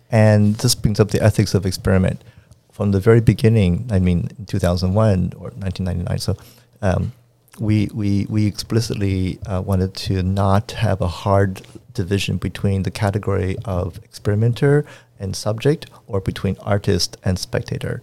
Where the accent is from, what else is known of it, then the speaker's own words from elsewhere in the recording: Washington, District of Columbia, United States; moved away; also born or lived in Arizona / Montreal; I was born in Washington, D C